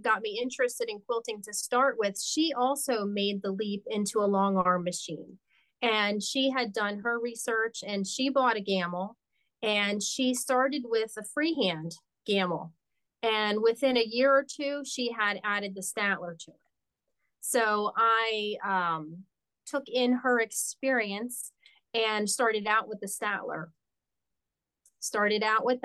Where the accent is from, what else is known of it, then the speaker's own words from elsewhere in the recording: Wilkes-Barre, Pennsylvania, United States; also born or lived in Delaware; My hometown is Wilkes-Barre, Pennsylvania